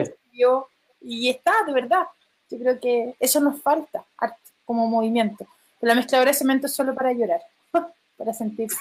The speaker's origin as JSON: {"language": "Spanish", "country": "Chile", "said": "porque soy chilena"}